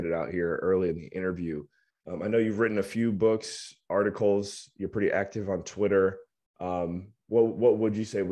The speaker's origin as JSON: {"language": "English", "country": "United States", "accent": "American", "said": "my American accent"}